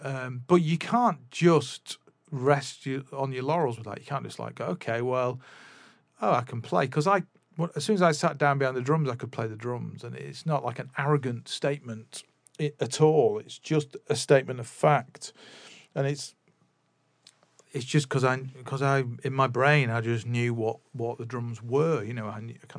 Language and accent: English; Manchester, North West England, United Kingdom; the other side of Manchester from where we ended up growing up in Swinton, which was where I was born, but I didn't grow up there.